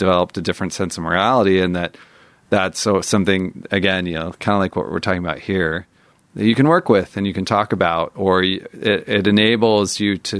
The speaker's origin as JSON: {"language": "English", "area": "near San Francisco", "region": "California", "country": "United States", "tie": "born or raised there", "said": "growing up near San Francisco"}